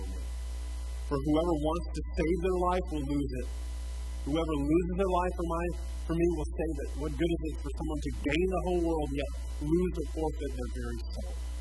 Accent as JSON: {"language": "English", "country": "United States", "said": "We're still American"}